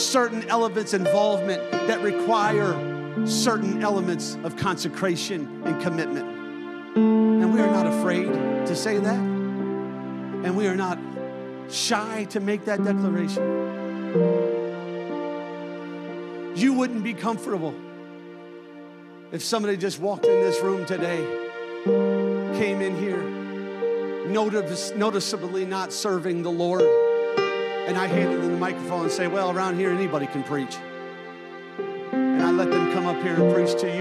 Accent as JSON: {"language": "English", "town": "Chicago", "region": "Illinois", "country": "United States", "tie": "born or raised there", "moved": "yes", "lives_now": "Eagle Lake, United States", "said": "I grew up in Chicago"}